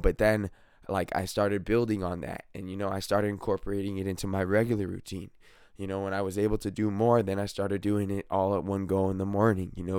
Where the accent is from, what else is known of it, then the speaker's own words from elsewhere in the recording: California, United States; I'm definitely from California, and I love it here